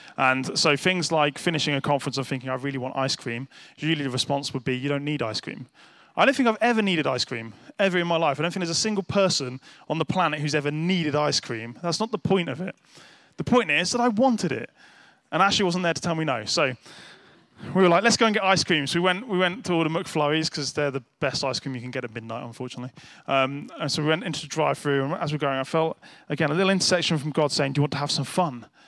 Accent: United Kingdom; as a nice British person

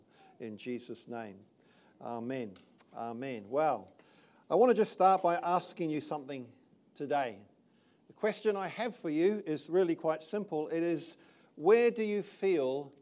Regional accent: Titahi Bay, Wellington, New Zealand; moved away as an adult; also born or lived in England; I was born over here in Te Tahi Bay many years ago now, many moons. I was raised in this country.

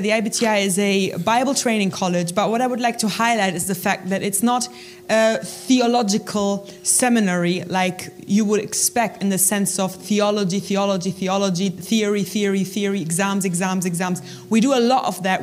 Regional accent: Germany; moved away as an adult; now in United Kingdom; I'm originally from Germany

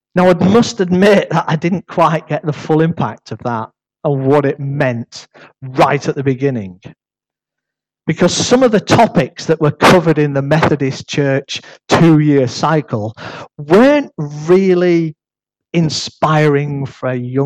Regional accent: United Kingdom; accent: northern; they got used to my northern accent

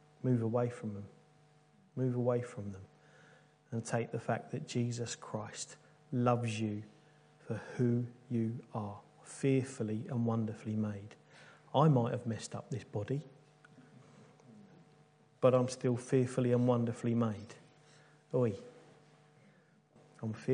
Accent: United Kingdom; being good British people

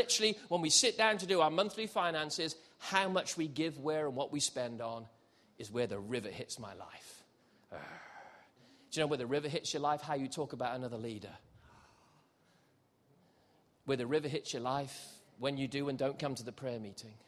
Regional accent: Gibraltar; also born or lived in South Wales; I was born in South Wales, so I'm a Welshman. I should talk like this, really. Went up a hill and came down a mountain, boy. Oh, that's how I should talk, but I don't. I left when I was seven, and I grew up in Gibraltar, southern Spain.

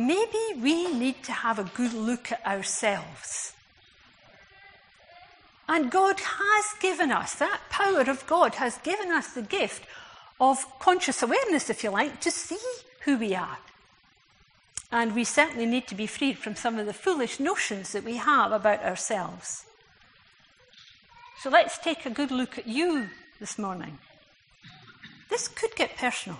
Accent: Scotland, United Kingdom; as a Scot

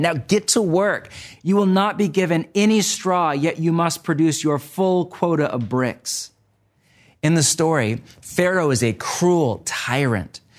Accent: United States; my home country of the U S

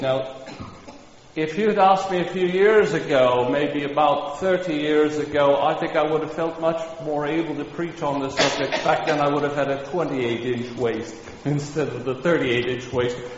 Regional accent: Kansas, United States; moved away; where I grew up in Kansas

